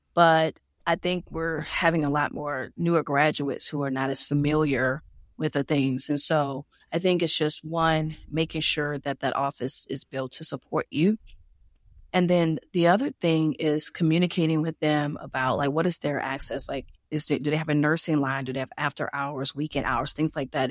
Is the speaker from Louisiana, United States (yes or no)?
yes; Louisiana, United States; moved away; also born or lived in Georgia; I'm from Louisiana